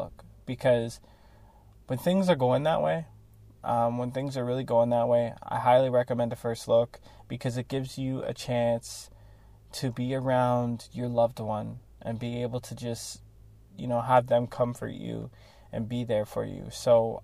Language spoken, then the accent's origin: English; Toronto, Ontario, Canada; I'm from Toronto, Canada, so it's super multicultural there